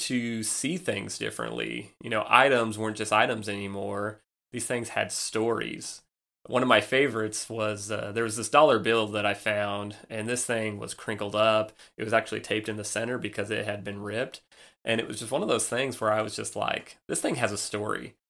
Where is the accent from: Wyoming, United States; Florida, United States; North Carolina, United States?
Wyoming, United States; moved away as an adult; also born or lived in Nebraska; now in Chattanooga, United States; I was born and raised in Wyoming